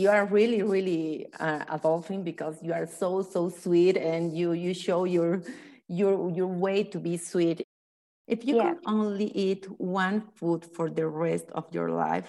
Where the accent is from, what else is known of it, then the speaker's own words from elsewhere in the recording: Bolivia; I'm from Bolivia.